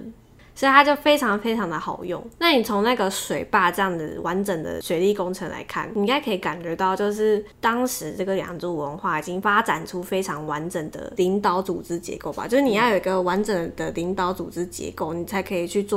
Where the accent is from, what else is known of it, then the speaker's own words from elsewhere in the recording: Taiwan; 你要想想看，我们台湾人当初大家移民到台湾的时候，都为了要抢水源在那边械斗。